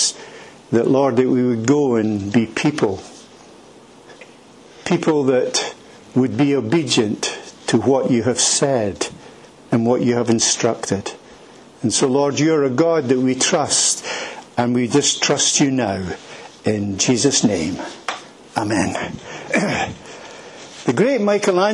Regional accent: Edinburgh, Scotland, United Kingdom; moved away as an adult; also born or lived in Turkey / Afghanistan; I am from Edinburgh. I was born in a place called Leith.

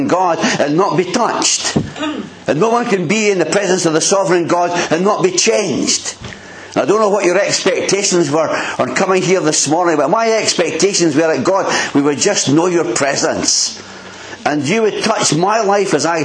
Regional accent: Bowness, United Kingdom; I'm from Bowness originally

